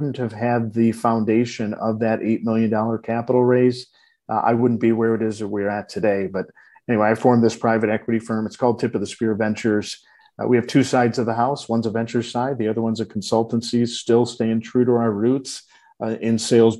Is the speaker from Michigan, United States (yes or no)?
yes; Detroit, Michigan, United States; I was born and raised in Detroit